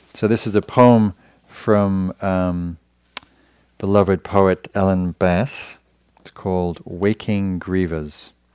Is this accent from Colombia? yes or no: no; England, United Kingdom; moved away as an adult; now in United States; when I came to America, 'cause I'm from Europe, 'cause I'm from England